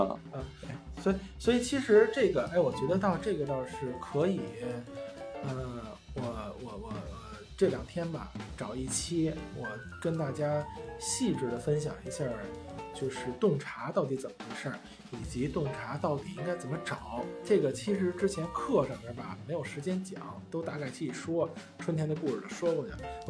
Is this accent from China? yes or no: yes; Beijing, China; 有一句话啊，我们北京人有句话叫“刺猬还说自个儿孩子光溜呢”。